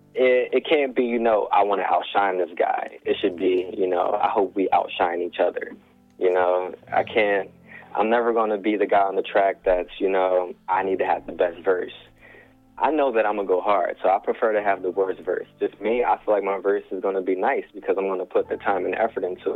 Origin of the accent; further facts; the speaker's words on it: Chester, Pennsylvania, United States; I'm from Chester, man. Born and raised proudly